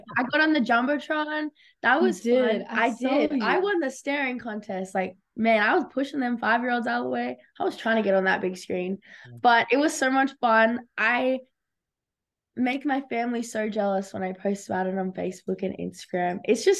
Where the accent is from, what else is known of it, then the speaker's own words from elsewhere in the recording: Australia; Okay, I'm Australian, so that is like...